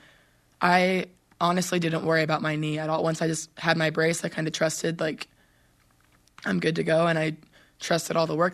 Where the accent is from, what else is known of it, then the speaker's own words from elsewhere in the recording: Southern California, United States; moved away; we are both from Southern California, so we played club volleyball tournaments together